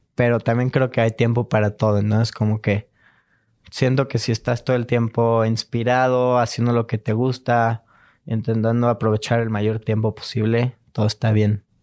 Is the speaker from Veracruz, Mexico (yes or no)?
no; Cuernavaca, Morelos, Mexico; now in Mexico City, Mexico; Nací en Cuernavaca. Ajá y vivo aquí en la Ciudad de México.